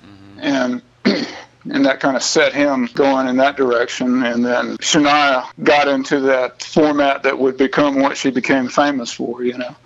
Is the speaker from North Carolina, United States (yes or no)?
no; Bluffton and Charleston, South Carolina, United States; that 100 mile stretch of coast there between Savannah and Charleston, I feel like the whole thing is where I came from and where I got all of my first perspectives on life.